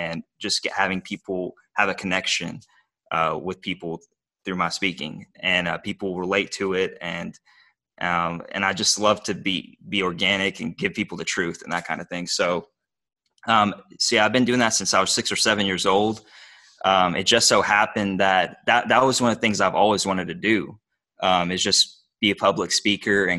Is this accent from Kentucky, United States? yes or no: yes; Bowling Green, Kentucky, United States; accent: Kentucky; English is a second language; I grew up in Bowling Green, Kentucky. I was born and raised here.